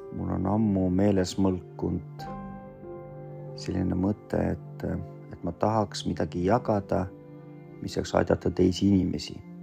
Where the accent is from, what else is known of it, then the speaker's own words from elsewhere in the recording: Estonia; Estonian is a second language; also born or lived in Vorkuta, Komi, Russia; now in Pärnu, Estonia; me kasvasime Eesti ühiskonnas, siis eesti keele omandasin päris kiiresti